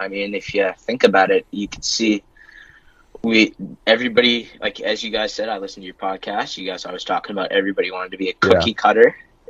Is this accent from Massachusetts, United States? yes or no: yes; Dracut, Massachusetts, United States; I'm from Dracut, Massachusetts.